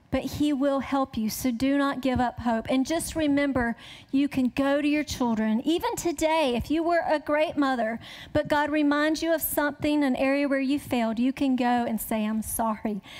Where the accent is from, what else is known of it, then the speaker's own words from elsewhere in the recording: the South, United States; I grew up in the South